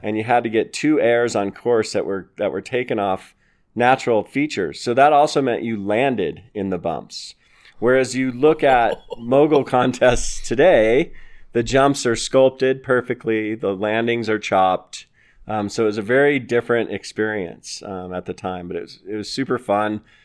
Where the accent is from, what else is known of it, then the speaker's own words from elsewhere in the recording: Littleton, Colorado, United States; I grew up here in Littleton, Colorado, and I was raised by a fanatic skier, single mom who loved to ski.